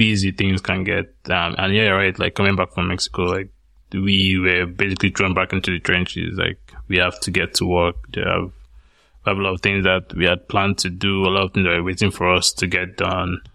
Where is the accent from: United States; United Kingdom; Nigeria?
Nigeria; moved away; some of the areas I grew up in Nigeria.